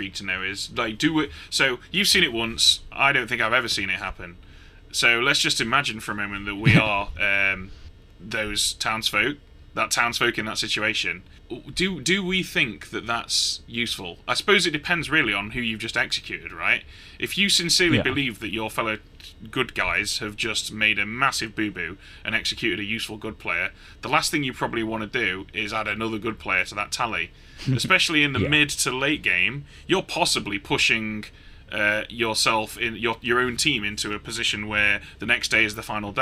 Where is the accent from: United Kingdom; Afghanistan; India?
United Kingdom; I'm British